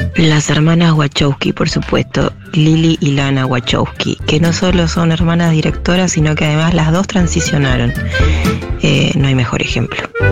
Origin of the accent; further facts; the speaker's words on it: Rosario, Santa Fe, Argentina; como Rosarina Leprosa